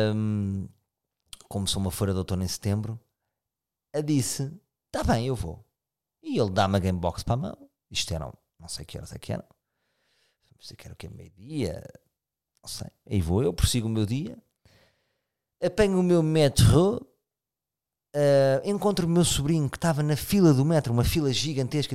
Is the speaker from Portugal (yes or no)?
yes; Lisbon, Portugal; eu sou de Lisboa